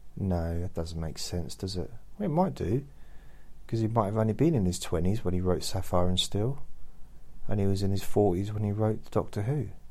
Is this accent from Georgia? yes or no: no; London, United Kingdom; moved away; I was born in London, but I lived in London for many years